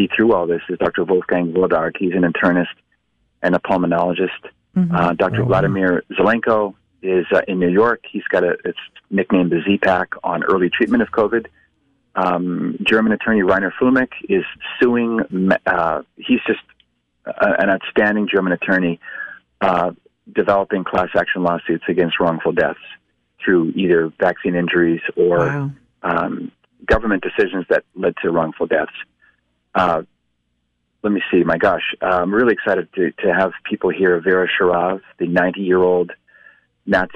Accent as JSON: {"language": "English", "town": "Halifax", "region": "Nova Scotia", "country": "Canada", "moved": "yes", "lives_now": "United States", "said": "I'm from Halifax"}